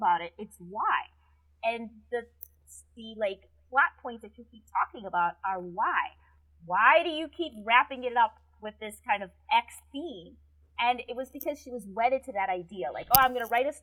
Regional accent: Wisconsin, United States; I'm from Wisconsin. We say rummage sale.

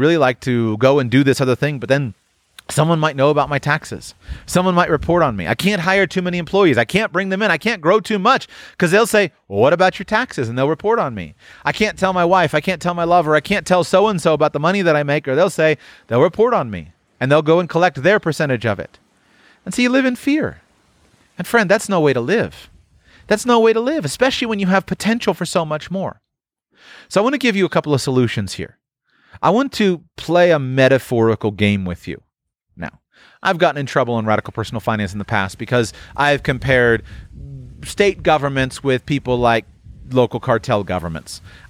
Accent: United States; born there; Think about a guy like me, right? I was born in the United States.

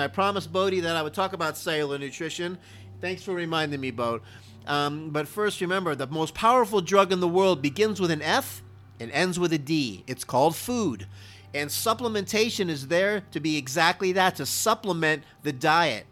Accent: Miami, Florida, United States; I am from Miami, Florida, and I did play Little League football

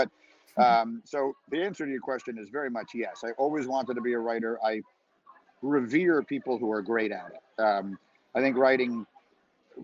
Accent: New York City, New York, United States; I grew up in New York City

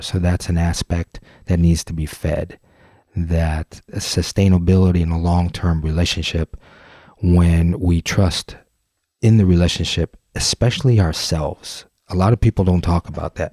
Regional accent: Detroit, Michigan, United States; Gyro Creative, out of Detroit, Michigan, my hometown

